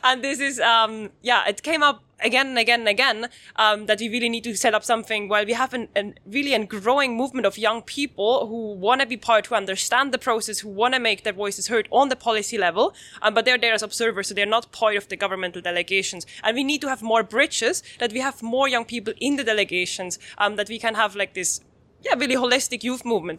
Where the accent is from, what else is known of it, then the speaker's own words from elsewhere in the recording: Switzerland; I'm coming from Switzerland